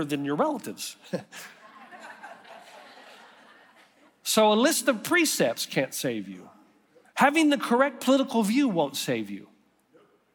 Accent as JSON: {"language": "English", "region": "East Tennessee", "country": "United States", "tie": "born or raised there", "said": "I grew up in Eastside Christian Church in the sticks of East Tennessee"}